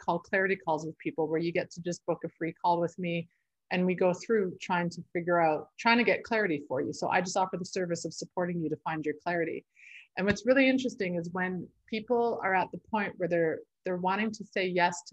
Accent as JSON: {"language": "English", "town": "Sherwood Park", "region": "Alberta", "country": "Canada", "tie": "born or raised there", "moved": "yes", "lives_now": "Fernie, Canada", "said": "I grew up in just outside of Edmonton, Alberta, in Sherwood Park, but I've lived in Fernie for the last 17 years."}